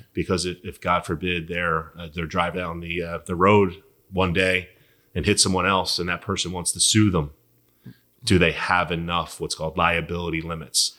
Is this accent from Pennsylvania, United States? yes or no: yes; Philadelphia, Pennsylvania, United States; born and raised in Philly